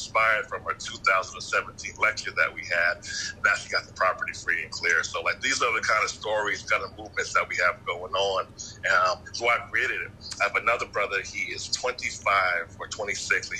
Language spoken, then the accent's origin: English; Yonkers, New York, United States; now in Atlanta, United States; I'm from Atlanta now, but yeah, I'm from New York.